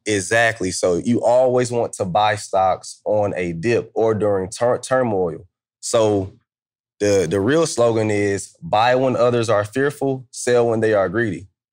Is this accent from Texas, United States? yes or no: no; Atlanta, Georgia, United States; moved away; also born or lived in Kansas; I'm from Atlanta